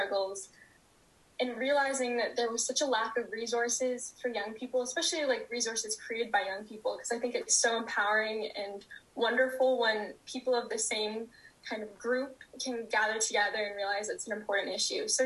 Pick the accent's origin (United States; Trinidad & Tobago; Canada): Canada; Vancouver, British Columbia; I grew up and live in Vancouver, British Columbia